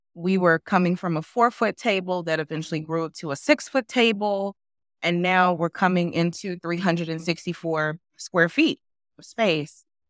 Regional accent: Memphis, Tennessee, United States; now in Raleigh, United States; I'm, I'm originally from Memphis, and my husband's originally from Memphis too, Tennessee. And what I realized is, like, we grew up in, you know, the Southern, like, Black culture

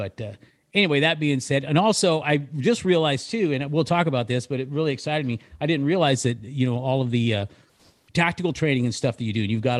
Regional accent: Sacramento, California, United States; also born or lived in Loomis, California / Yuba City, California; So I grew up in California, Northern California.

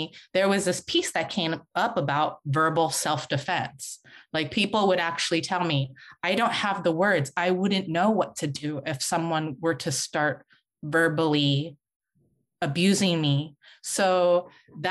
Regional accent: San Francisco, California, United States; I was born and raised in San Francisco.

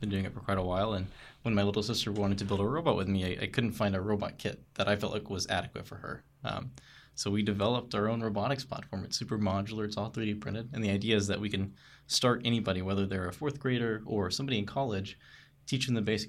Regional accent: Searcy, Arkansas, United States

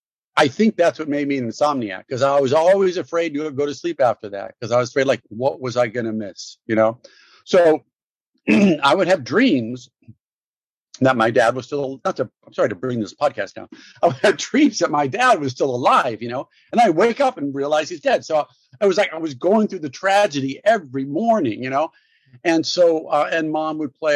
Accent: Los Angeles, California, United States; I grew up in Brentwood, LA, in Santa Monica, right off of Santa Monica in West

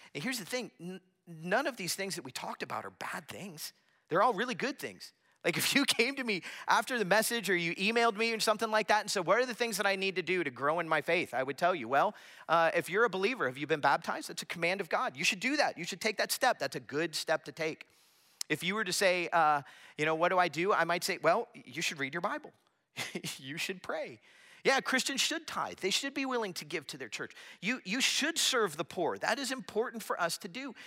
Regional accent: Florida, United States; I grew up in Florida

